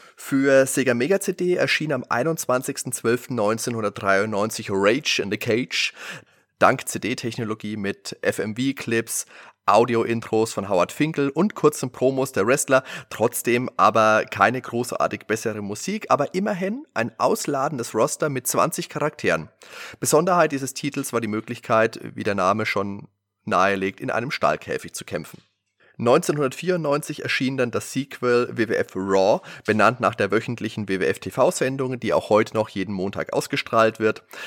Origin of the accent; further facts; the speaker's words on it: Würzburg, Bavaria, Germany; bei uns in Würzburg